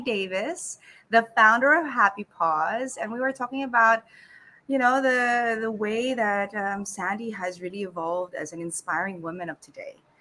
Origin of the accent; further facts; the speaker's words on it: Sydney, New South Wales, Australia; now in Philippines; I grew up in Sydney